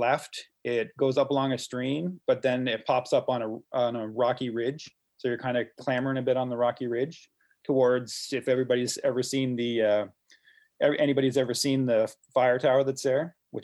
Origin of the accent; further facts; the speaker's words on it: Miramichi, New Brunswick, Canada; I'm originally from the Miramichi